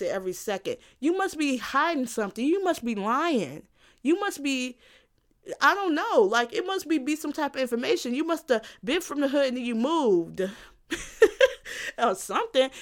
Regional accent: South Suburbs of Chicago, Illinois, United States; I'm not from Chicago. I'm, like, from, from the South Suburbs

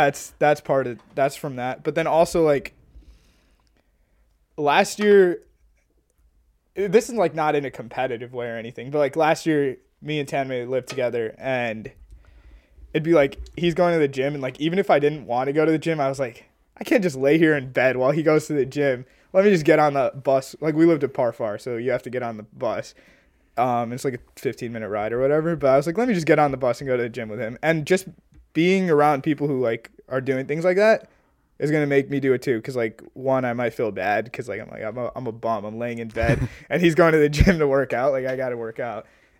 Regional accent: Illinois, United States; And then obviously U of I, us being, even though we're like from Illinois, like it's such a big school.

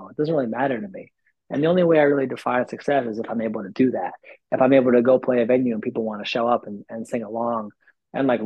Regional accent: New York, United States; as a New Yorker, I, I just live in like an on-demand environment

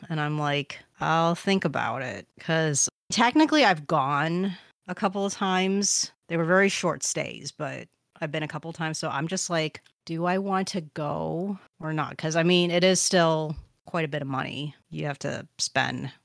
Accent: United States; being an American

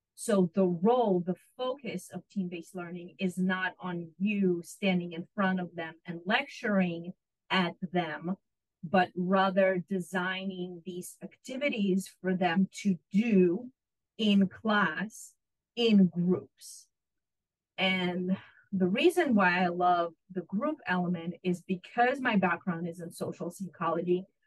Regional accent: Israel; moved away as an adult; also born or lived in Ukraine / Illinois / New Mexico; now in Corpus Christi, United States; I was born in Ukraine and grew up in Israel and came to the United States for my college degree

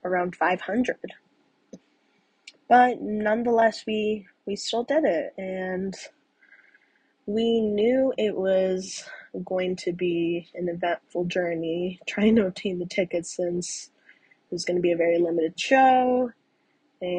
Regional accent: Tucson, Arizona, United States; also born or lived in Evanston, Illinois; born in Evanston, Illinois before moving to Tucson, Arizona, around the age of 5, where I was later raised.

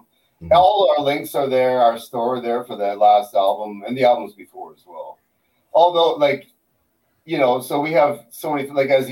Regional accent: United States; now in Toronto, Canada; my Chris and I were raised in the States, in Connecticut and Rhode Island.

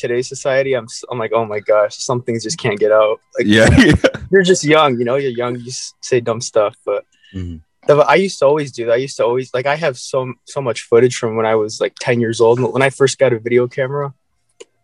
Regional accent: Illinois, United States; I'm from Illinois.

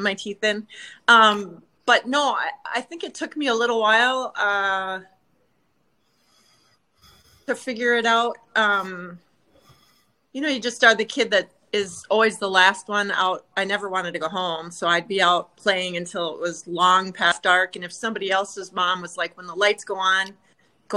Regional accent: Minnesota, United States; Born and raised in Minnesota.

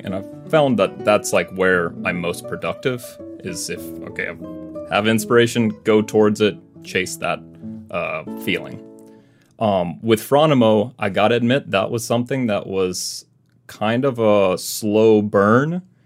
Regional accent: Mississippi, United States; moved away as an adult; now in Arizona, United States; I'm originally from Mississippi, but you know I th- feel like I've lived in Arizona long enough that I'm like oh, I'm um, kind of from Arizona too.

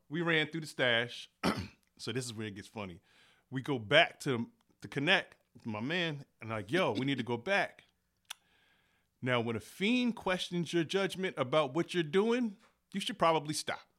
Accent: United States; I'm from East Henry, like, East Henry and Chandler, that's pretty much where I grew up

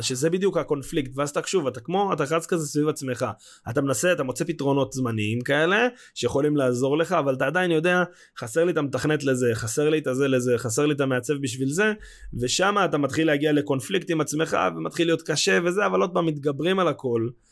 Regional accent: Israel; בתור ישראלים

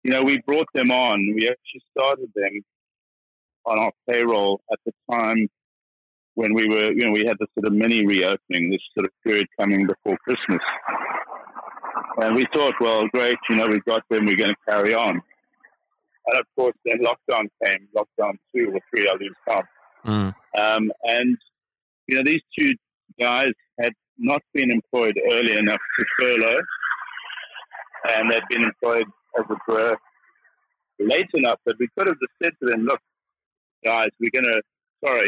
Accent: South Africa; moved away as an adult; now in United Kingdom; I'm a South African

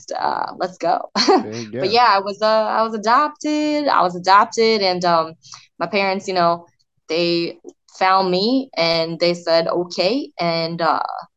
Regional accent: Michigan, United States; also born or lived in South Korea; I grew up in Michigan and grew up in a very white, suburban, wholesome neighborhood.

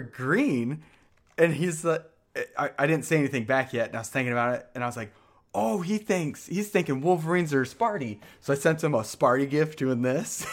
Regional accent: Michigan, United States; moved away; I'm from Michigan

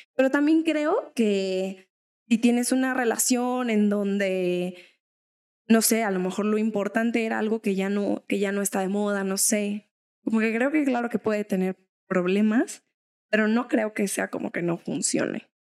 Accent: Mexico; a los mexas que nos han señalado como con algún estereotipo mexa

